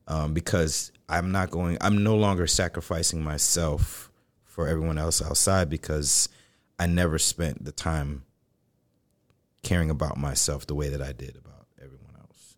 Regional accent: New York City, New York, United States; I grew up in the Bronx

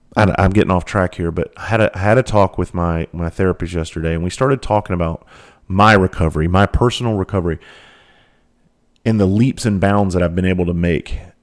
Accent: the South, South Carolina, United States; I grew up in the South. I grew up around hunting and fishing.

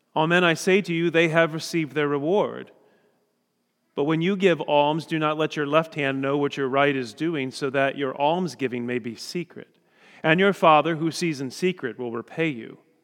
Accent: Indiana, United States; we're from Indiana

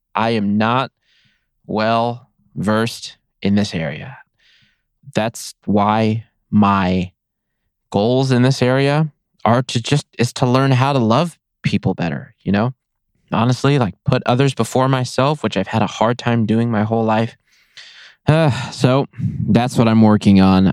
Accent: Nevada, United States; I love my home state. I will be in Nevada in as long as I possibly can

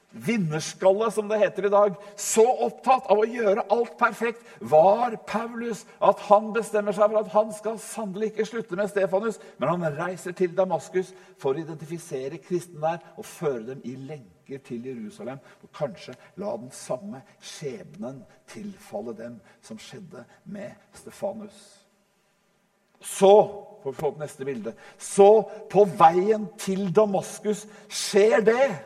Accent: Norway; vi nordmenn

